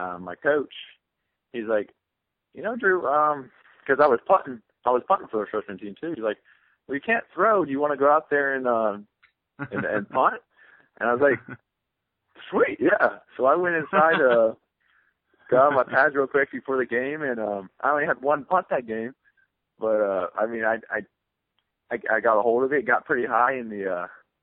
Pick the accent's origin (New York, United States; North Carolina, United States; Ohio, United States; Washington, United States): Ohio, United States; Cincinnati; growing up in Cincinnati, being 2 hours away